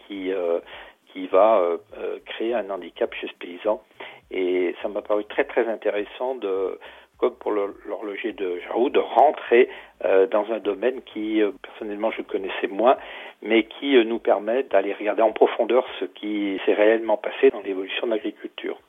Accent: Pilat, above Saint-Étienne, Auvergne-Rhône-Alpes, France; moi, je suis originaire du Pila, au-dessus de Saint-Étienne

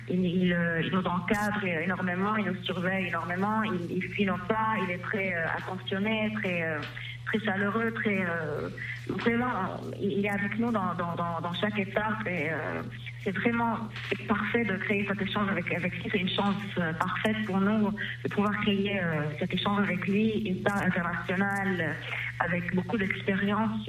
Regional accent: Lebanon; zone ça ne marche pas chez nous au Liban

